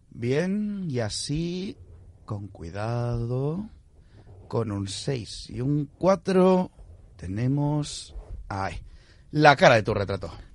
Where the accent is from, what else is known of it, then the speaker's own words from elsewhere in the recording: Spain; como español curiosote